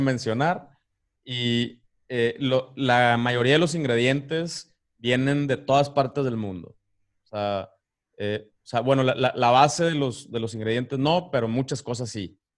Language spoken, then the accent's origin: Spanish; Ciudad Victoria, Tamaulipas, Mexico; moved away as an adult; also born or lived in Cozumel; now in Playa del Carmen, Mexico; yo soy de Ciudad Victoria, Tamaulipas